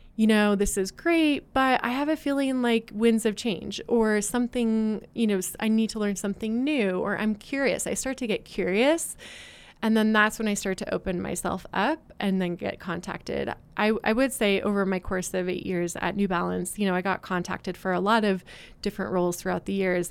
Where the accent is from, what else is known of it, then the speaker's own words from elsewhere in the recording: West Coast, United States; moved away as an adult; also born or lived in Boston / Oregon; now in Utah, United States; I'm originally from the West Coast, but I had been living out in Boston for the last eight years. Um, and I felt like, you know, I kind of want to get back closer to home. My family's in, in Oregon